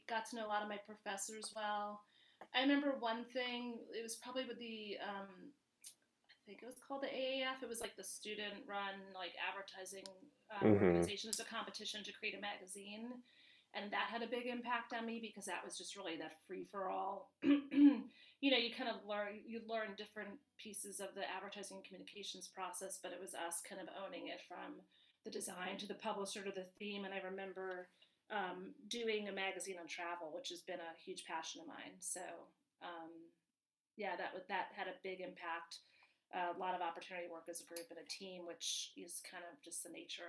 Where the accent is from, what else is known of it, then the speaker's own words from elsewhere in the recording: New York, United States; accent: New York; moved away as an adult; now in Illinois, United States; I was born and raised in New York and ventured to the Midwest to go to school at U of I.